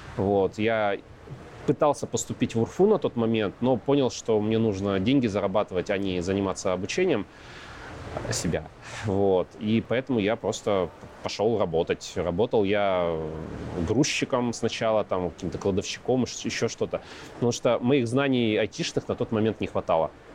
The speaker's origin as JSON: {"language": "Russian", "town": "Yekaterinburg", "region": "Sverdlovsk Oblast", "country": "Russia", "tie": "born or raised there", "also_born_or_lived": "Ozyorsk, Chelyabinsk Oblast", "said": "Родился в Екатеринбурге, потом жили в Озерске, это Челябинск 65, закрытый город. А, потом обратно в Екатеринбург вернулись."}